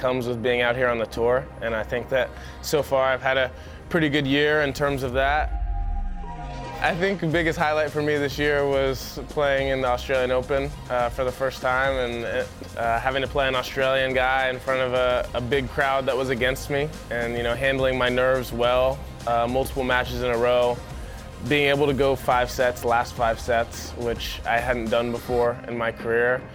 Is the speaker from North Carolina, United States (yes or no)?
no; Atlanta, Georgia, United States; I was born in Atlanta, Georgia.